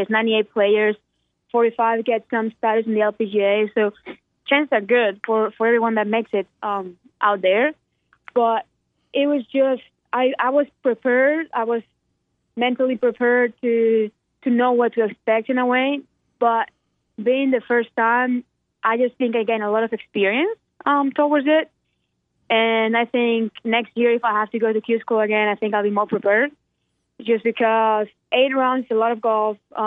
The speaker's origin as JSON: {"language": "English", "country": "Spain", "moved": "yes", "lives_now": "Birmingham, United States", "said": "I'm gone from Spain and I'm gone from here"}